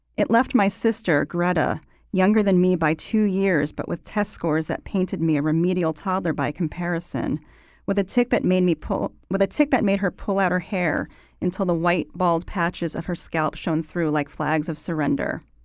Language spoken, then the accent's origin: English; Waterbury, Connecticut, United States; moved away; I'm from Connecticut